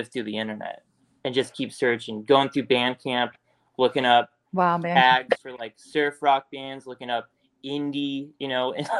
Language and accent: English; Las Vegas, Nevada, United States; Whenever we grew up in Vegas